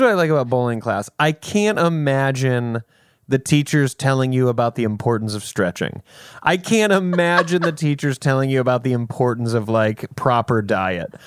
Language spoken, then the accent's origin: English; South Carolina, United States; I'm from South Carolina.